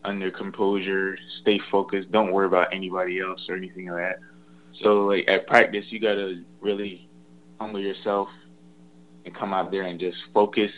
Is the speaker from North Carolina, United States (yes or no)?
yes; Knightdale, North Carolina, United States; born or raised there